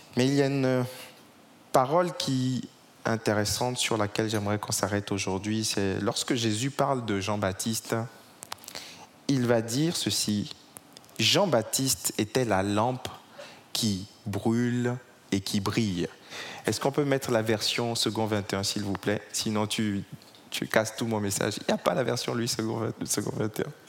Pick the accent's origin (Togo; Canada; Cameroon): Togo; now in Paris, France; J'ai grandi au Togo, je suis d'origine togolaise